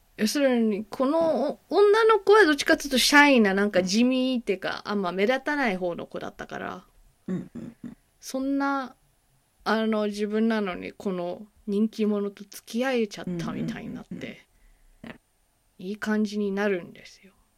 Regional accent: United States; アジア系アメリカ人として

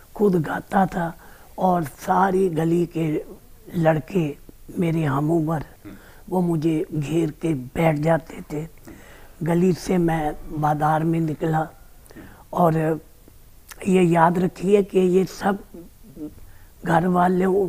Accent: Amritsar, Punjab, India; अमृतसर का रहने वाला हूँ

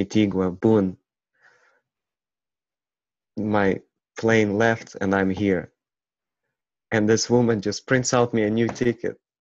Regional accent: Ukraine; English is a second language; it didn't make sense that I look dark, black, and I'm from Ukraine.

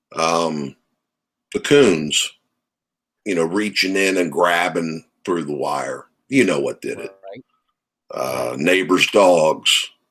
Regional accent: Maryland, United States; I grew up in Maryland.

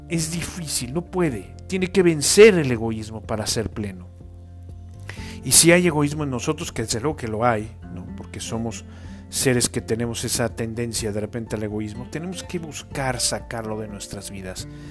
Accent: Mexico; los que somos mexicanos

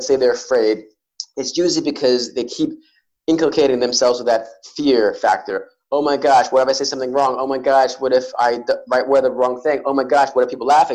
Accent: New York City, New York, United States; I was born and raised in New York City

